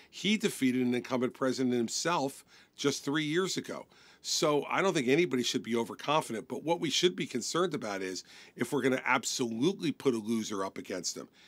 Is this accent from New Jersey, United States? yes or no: yes; New Jersey, United States; my home state of New Jersey